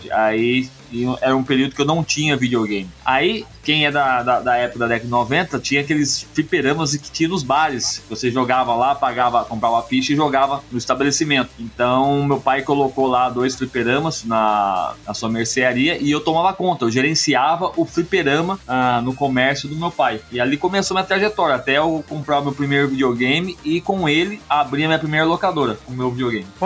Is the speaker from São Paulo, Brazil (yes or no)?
yes; Mogi Mirim, São Paulo, Brazil; Mogi Mirim, São Paulo.